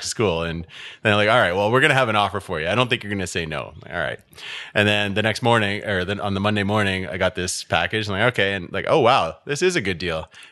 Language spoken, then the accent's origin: English; Ottawa, Ontario, Canada; also born or lived in Aylmer; I grew up in Ottawa. I've only ever lived in Ottawa